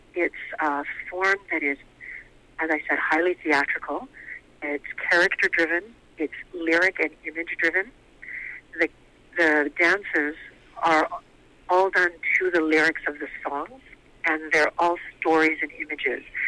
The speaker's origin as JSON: {"language": "English", "town": "Vancouver", "region": "British Columbia", "country": "Canada", "tie": "born or raised there", "also_born_or_lived": "Japan", "moved": "as an adult", "said": "I moved back to Vancouver. It's my hometown. I was born and raised in the East End"}